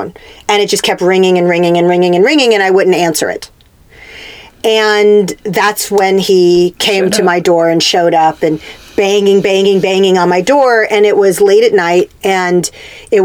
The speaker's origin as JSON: {"language": "English", "town": "Corpus Christi", "region": "Texas", "country": "United States", "tie": "born or raised there", "also_born_or_lived": "California", "moved": "yes", "said": "I grew up in Corpus Christi, but we also had a ranch like 30 minutes outside of town"}